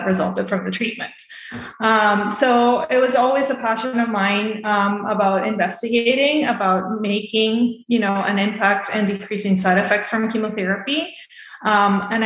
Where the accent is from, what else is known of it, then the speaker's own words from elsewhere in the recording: Venezuela; moved away as an adult; also born or lived in Boston, United States; now in Tampa, United States; I'm originally from Venezuela, so I did all my medical school there. And then I came here to the States, to Boston, to do my residency